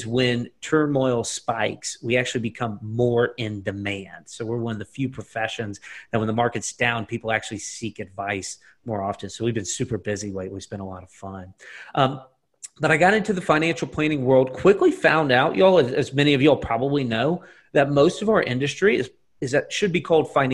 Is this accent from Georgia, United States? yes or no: yes; Lake Oconee area, Georgia, United States; born or raised there; also born or lived in Atlanta, Georgia